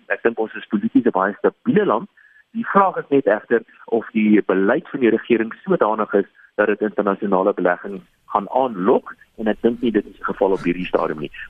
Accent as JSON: {"language": "Afrikaans", "country": "South Africa"}